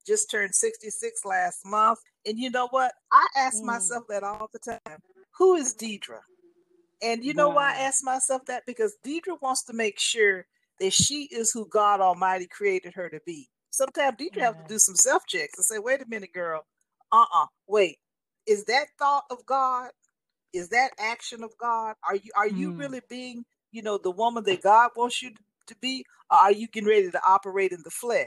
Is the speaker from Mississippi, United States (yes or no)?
no; Los Angeles, California, United States; being 12 years old, going to private school, being very privileged, growing up in Los Angeles